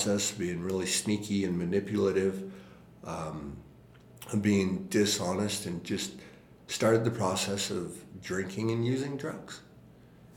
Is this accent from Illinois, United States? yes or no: no; Utah, United States; also born or lived in France; I was raised mainly in Utah